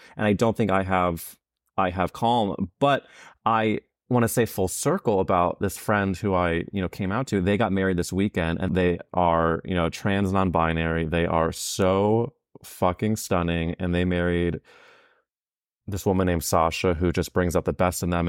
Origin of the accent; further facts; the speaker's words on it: St. Louis, Missouri, United States; I'm from Saint Louis, where there's an area called Forest Park